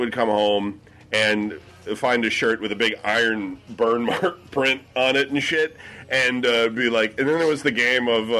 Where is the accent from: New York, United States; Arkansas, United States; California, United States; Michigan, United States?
Michigan, United States; when Brian and I were kids growing up in Michigan